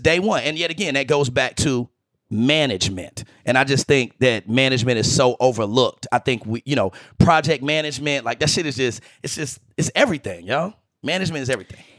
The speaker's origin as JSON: {"language": "English", "town": "Greensboro", "region": "North Carolina", "country": "United States", "tie": "born or raised there", "moved": "yes", "said": "I'm from Greensboro"}